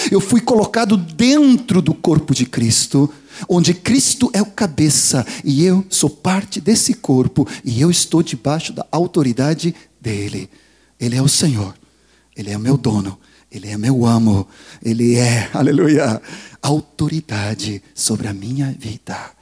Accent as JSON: {"language": "Portuguese", "country": "Sweden", "moved": "yes", "lives_now": "Brazil", "said": "Eu sou sueco"}